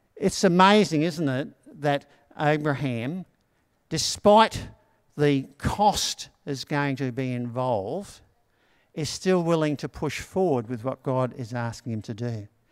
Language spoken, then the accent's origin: English; Australia; growing up in Anala